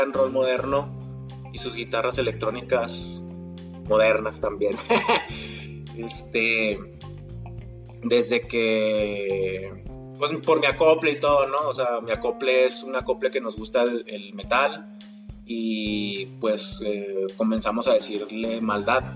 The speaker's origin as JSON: {"language": "Spanish", "region": "Chihuahua", "country": "Mexico", "said": "soy de Chihuahua, Chihuahua"}